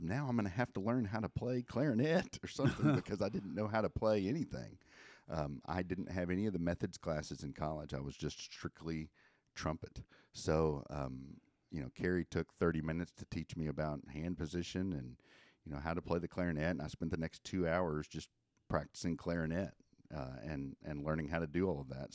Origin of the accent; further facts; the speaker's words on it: Benton, Arkansas, United States; I grew up in, uh, Benton, Arkansas, where I went to Benton High School